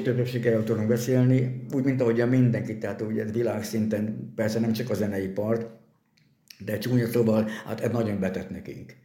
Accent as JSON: {"language": "Hungarian", "country": "Hungary", "tie": "born or raised there", "also_born_or_lived": "Győr, Hungary", "lives_now": "Miskolc, Hungary", "said": "én, aki a hegyek között nőttem fel"}